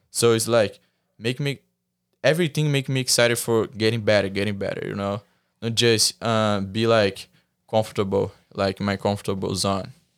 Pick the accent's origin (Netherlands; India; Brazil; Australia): Brazil; English is a second language; moved away